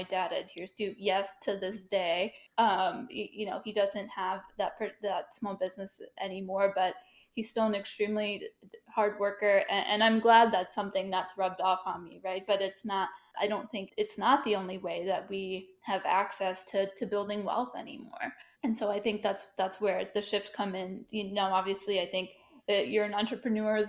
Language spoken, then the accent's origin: English; New York, United States; moved away as an adult; now in Washington, D.C. area, United States; I'm from New York. All my family's there. I'm sort of the first to branch out to the DC area